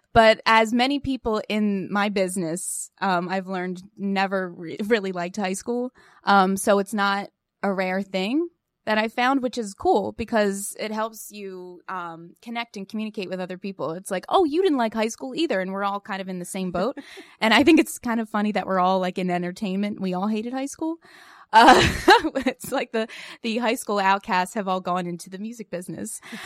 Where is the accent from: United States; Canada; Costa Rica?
United States; Pottstown, Pennsylvania; I grew up in Pottstown, Pennsylvania, uh, tiny, small town, small, small town